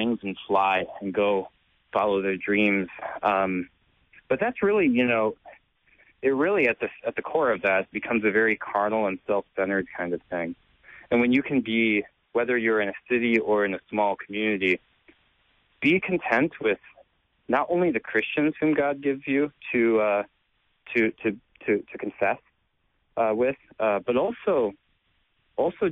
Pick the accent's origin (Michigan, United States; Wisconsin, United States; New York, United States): Wisconsin, United States; Racine; when I was a kid, little kid, I was, my dad was a pastor in Racine, Wisconsin, at a very old church